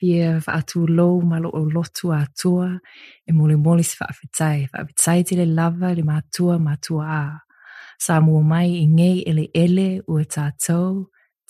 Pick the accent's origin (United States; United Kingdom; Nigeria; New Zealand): New Zealand; moved away as an adult; also born or lived in Samoa; now in Australia; I grew up in New Zealand and Samoa.